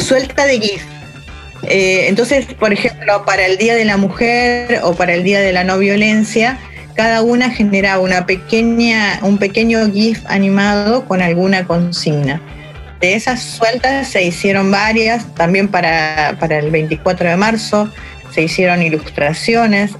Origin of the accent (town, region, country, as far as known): Argentina